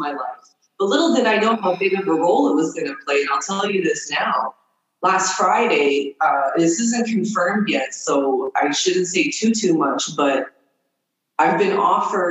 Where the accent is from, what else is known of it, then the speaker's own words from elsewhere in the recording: Toronto, Ontario, Canada; moved away as an adult; also born or lived in Nova Scotia / Kitigan Zibi reserve near Ottawa; now in Algonquin reserve near Ottawa, Canada; I grew up in Toronto most of my life. I lived there for 18 years